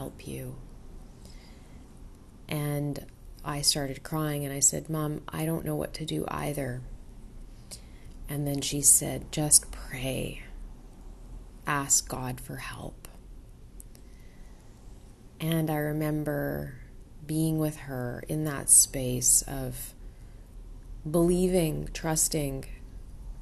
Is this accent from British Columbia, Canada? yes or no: yes; Vancouver, British Columbia, Canada; I was born in Vancouver, Canada